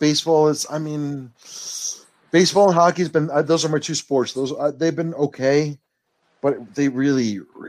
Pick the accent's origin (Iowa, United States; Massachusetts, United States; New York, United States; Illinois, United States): New York, United States; New York City; I'm from the Bronx. And really? I used to live next to Yankee Stadium